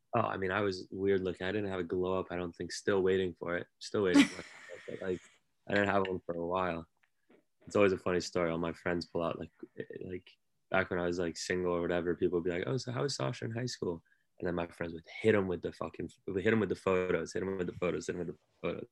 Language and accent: English; San Francisco, California, United States; moved away as an adult; now in New York, United States; as a California kid in, in San Francisco.